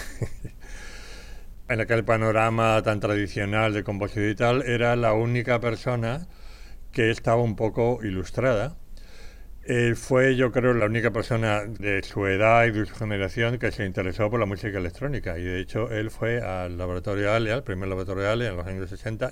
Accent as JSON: {"language": "Spanish", "town": "Madrid", "region": "Community of Madrid", "country": "Spain", "tie": "born or raised there", "said": "Nací en Madrid el 5 de enero de 1941. O sea, fui muy realmente un regalito de, Reyes para mi familia. Por tanto, crecí en este Madrid"}